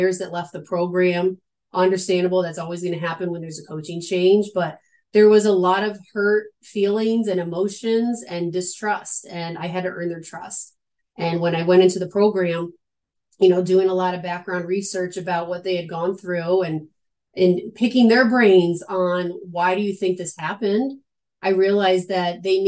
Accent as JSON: {"language": "English", "area": "Adirondack Mountains", "region": "upstate New York", "country": "United States", "tie": "born or raised there", "also_born_or_lived": "Long Island, New York", "moved": "as an adult", "lives_now": "Missouri, United States", "said": "I'm a New Yorker, born and raised in upstate New York in a small town in the Adirondack Mountains"}